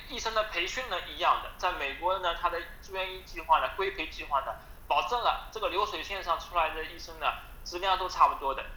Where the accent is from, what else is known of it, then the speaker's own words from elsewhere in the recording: China; now in Alabama, United States; 我是从大陆来的，我是有口音的